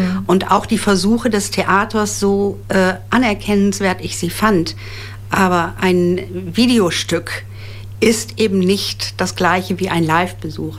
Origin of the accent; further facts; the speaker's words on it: Osnabrück, Lower Saxony, Germany; Ich bin gebürtige Osnabrückerin